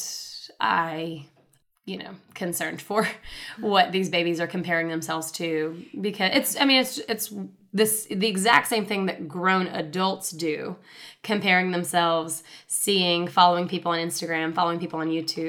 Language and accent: English; Chattanooga, Tennessee, United States; I'm from Chattanooga. I'm born and raised in Chattanooga